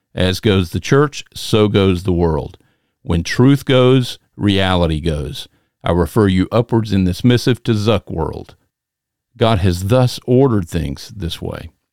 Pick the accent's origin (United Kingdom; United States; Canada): United States; Macon, Georgia; I'm from the South, hailing from Macon, Georgia